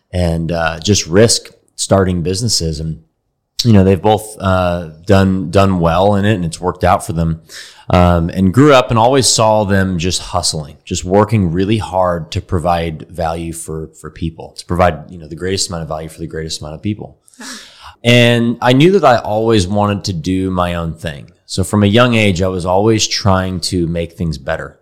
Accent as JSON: {"language": "English", "town": "Dallas", "region": "Texas", "country": "United States", "tie": "born or raised there", "said": "I grew up here in Dallas"}